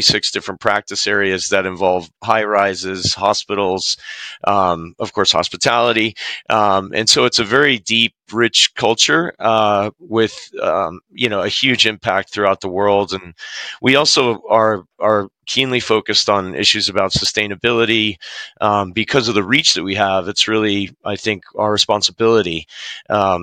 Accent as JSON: {"language": "English", "town": "Boston", "region": "Massachusetts", "country": "United States", "moved": "as an adult", "lives_now": "Las Vegas, United States", "said": "I'm originally from Boston and came out to Las Vegas in 2006"}